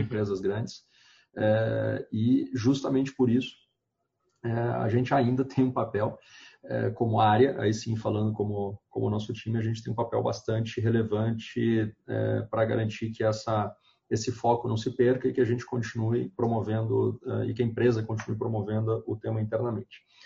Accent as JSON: {"language": "Portuguese", "town": "Porto Alegre", "region": "Rio Grande do Sul", "country": "Brazil", "moved": "as an adult", "lives_now": "São Paulo, Brazil", "said": "moro hoje em São Paulo, mas eu sou do Rio Grande do Sul, é, de, de Porto Alegre, já, já levo uns 10 anos aqui em São Paulo"}